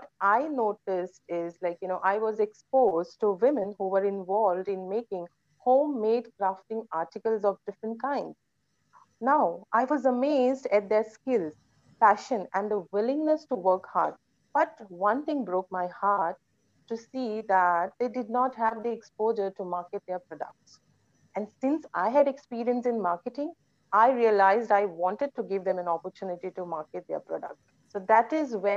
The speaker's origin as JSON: {"language": "English", "region": "Goa", "country": "India", "tie": "born or raised there", "also_born_or_lived": "Pune", "moved": "as an adult", "said": "I am born and brought up in Goa"}